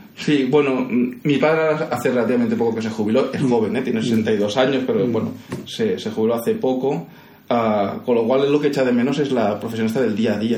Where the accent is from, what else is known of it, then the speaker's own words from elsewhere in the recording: Castelldefels, Catalonia, Spain; accent: Andalusian; first language Spanish; now in Vilanova i la Geltrú, Spain; Castelldefels que el Castel de los años 70 y 80, ¿no? que es el que yo recuerdo de mi infancia